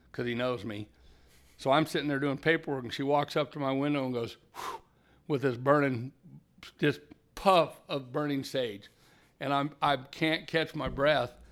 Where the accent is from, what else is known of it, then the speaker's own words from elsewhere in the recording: Carmel Valley, California, United States; also born or lived in Redding, California / Red Bluff, California; I was a displaced hippie from Carmel Valley when I was thirteen